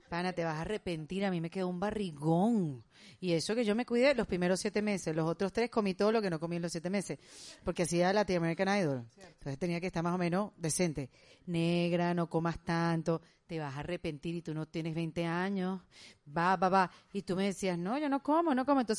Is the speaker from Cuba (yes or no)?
yes; Cuba; Bueno, acuérdate yo soy cubana.